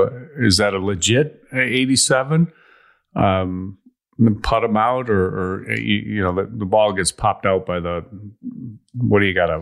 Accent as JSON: {"language": "English", "town": "Chicago", "region": "Illinois", "country": "United States", "said": "I'm from Chicago."}